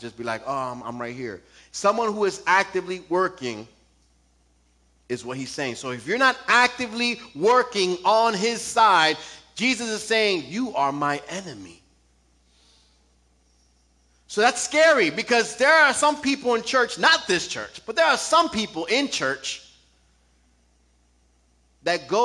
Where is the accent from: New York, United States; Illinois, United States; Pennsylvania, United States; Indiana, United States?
New York, United States; I'm from New York